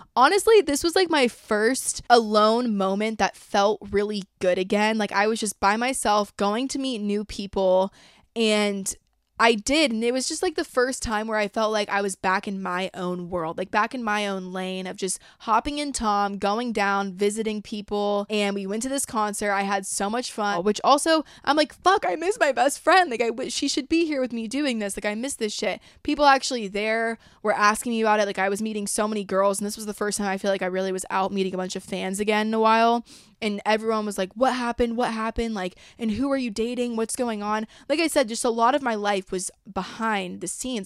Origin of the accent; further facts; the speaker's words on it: a suburb in Georgia, United States; moved away as an adult; also born or lived in Los Angeles; I'm from, like, a suburb in Georgia about an hour, thirty minutes away from Athens, U G A, where a lot of kids I went to school with and grew up with wound up going to school